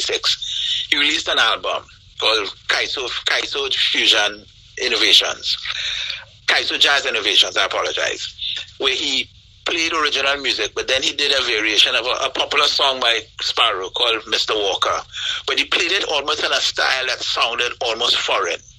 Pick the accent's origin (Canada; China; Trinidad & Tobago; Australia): Trinidad & Tobago; grow up here in Trinidad